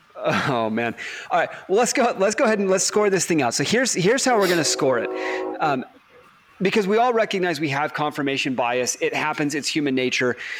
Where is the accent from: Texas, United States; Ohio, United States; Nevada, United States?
Texas, United States; I grew up in Texas and Dr Pepper is almost a religion down there in Texas